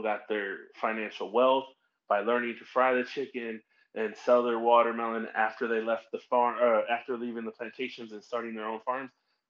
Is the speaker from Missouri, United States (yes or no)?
yes; St. Louis, Missouri, United States; I'm from St. Louis